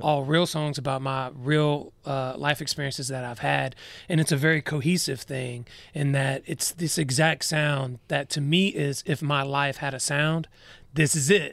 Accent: Douglasville, Georgia, United States; I'm from Douglasville. It's about thirty, forty-five minutes west of Atlanta.

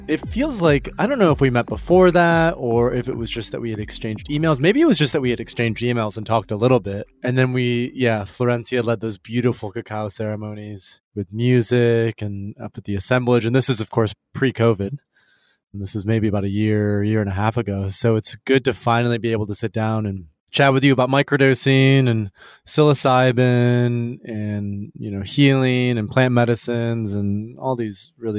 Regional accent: Michigan, United States; West Michigan. So in a pretty like conservative, not conservative home, like but a very traditional church every Sunday, Protestant.

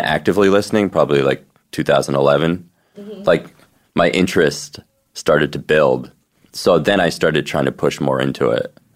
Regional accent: New Jersey, United States; I'm from New Jersey

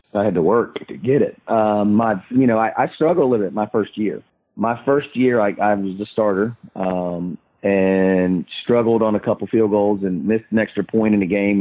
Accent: Tallahassee, Florida, United States; growing up in Tallahassee

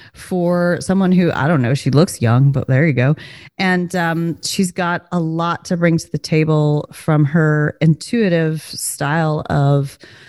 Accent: the South, United States; accent: drawl; I am from the South

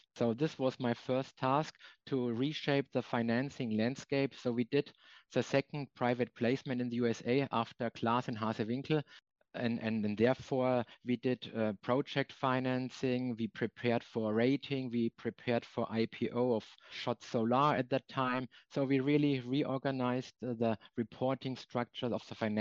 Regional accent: Germany; German treasurers have a career in banking where they started. And the same applies for me.

